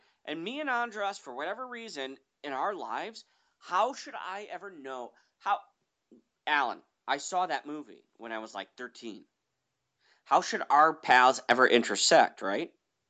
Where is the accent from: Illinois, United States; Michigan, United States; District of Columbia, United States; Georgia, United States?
Illinois, United States; Chicago; I'm from Chicago.